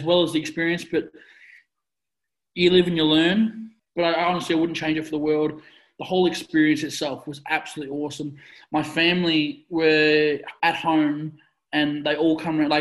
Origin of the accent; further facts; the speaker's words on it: Australia; we, as Australian athletes